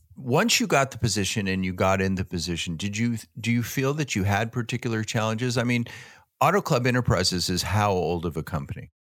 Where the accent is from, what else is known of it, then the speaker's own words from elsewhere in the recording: Downey, California, United States; also born or lived in Phoenix, Arizona; I was born and raised in Downey, California